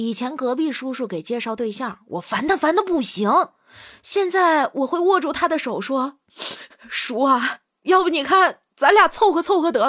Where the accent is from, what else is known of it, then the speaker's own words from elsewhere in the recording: Northeast China, China; 我们东北这边的女生闺蜜啊，跟其他地区的可能不太一样。